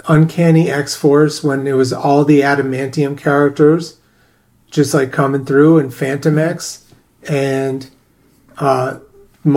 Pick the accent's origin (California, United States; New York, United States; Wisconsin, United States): New York, United States; New York City; I grew up in New York